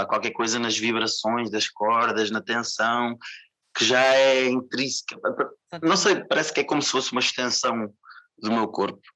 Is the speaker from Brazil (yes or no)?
no; Portugal; Queria me apresentar como português, eu sou daqui, sou de cá. sou de Portugal